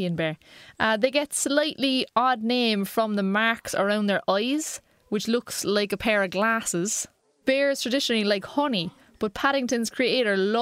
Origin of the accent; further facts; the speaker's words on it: Cork, Munster, Ireland; I'm from Cork